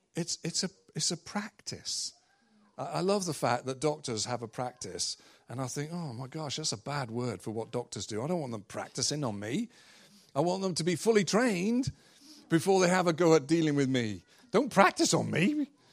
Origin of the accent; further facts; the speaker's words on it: England, United Kingdom; moved away; I'm from England